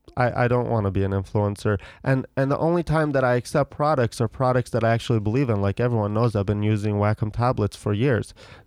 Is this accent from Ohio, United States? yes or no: yes; Ohio, United States; Growing up in Ohio.